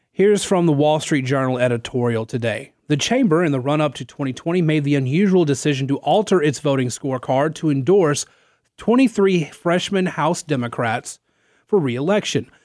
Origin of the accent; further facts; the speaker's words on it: North Central Louisiana, United States; now in Lafayette, United States; I'm not from here. I'm from North, or, well, North Central, Louisiana.